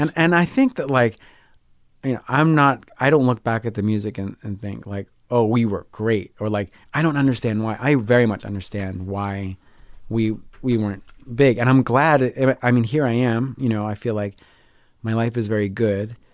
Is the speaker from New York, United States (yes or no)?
yes; Long Island, New York, United States; also born or lived in Rio de Janeiro, Brazil; I grew up on Long Island